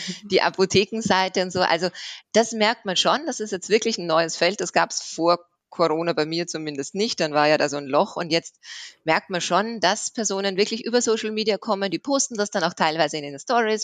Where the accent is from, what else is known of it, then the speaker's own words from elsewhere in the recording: Austria; moved away as an adult; now in Swabia, Germany; ich bin ursprünglich aus Österreich und bin jetzt aber seit sieben Jahren im Schwabenland